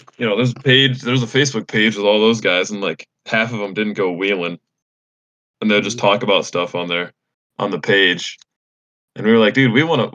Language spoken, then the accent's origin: English; Illinois, United States; I'm from Illinois